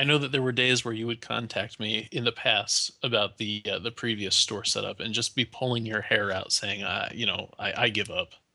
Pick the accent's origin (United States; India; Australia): United States; as an American